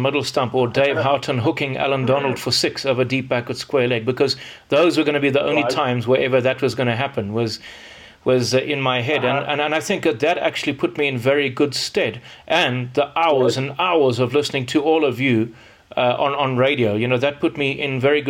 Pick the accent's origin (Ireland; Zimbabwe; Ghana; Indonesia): Zimbabwe; moved away; also born or lived in South Africa; me being Zimbabwean